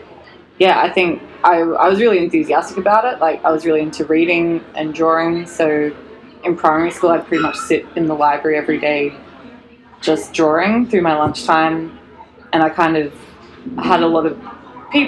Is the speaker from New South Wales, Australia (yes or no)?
yes; Newcastle, New South Wales, Australia; now in Sydney, Australia; originally from Newcastle, up the coast